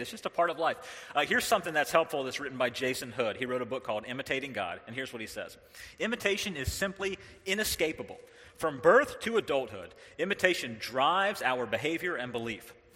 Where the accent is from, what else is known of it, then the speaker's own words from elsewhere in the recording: North Carolina, United States; moved away; I was raised in the South, I was raised in North Carolina